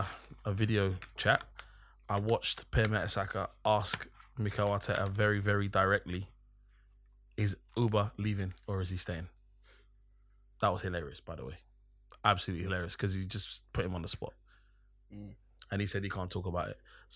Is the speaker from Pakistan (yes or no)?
no; Kenya; They are completely bogus, mate, because I'm from Kenya.